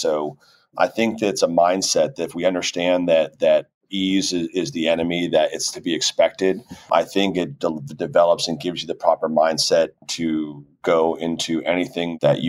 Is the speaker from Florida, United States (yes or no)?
yes; Miami Beach, Florida, United States; moved away as an adult; now in Overland Park, United States; We love Overland Park. We've been here now 16 years, but it is the complete antithesis of my hometown, which is South Beach.